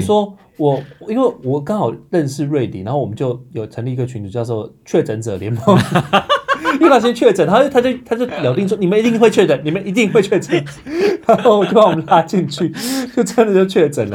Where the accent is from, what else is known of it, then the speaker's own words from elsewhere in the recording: Hsinchu, Taiwan; now in Taipei, Taiwan; 我是新竹人